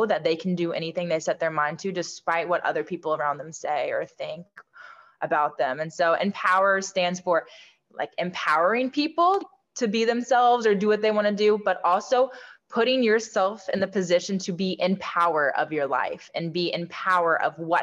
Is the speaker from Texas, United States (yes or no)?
no; Southern Indiana, United States; Growing up in Southern Indiana